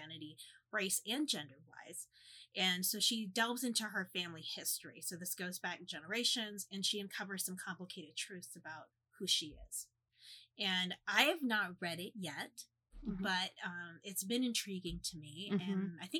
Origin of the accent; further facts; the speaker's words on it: Midwest, United States; as like a Midwesterner